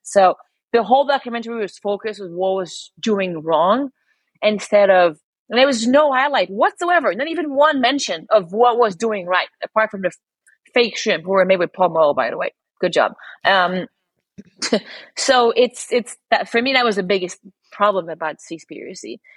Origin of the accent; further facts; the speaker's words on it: Montreal, Quebec, Canada; moved away as an adult; also born or lived in London; I'm born and raised in Montreal.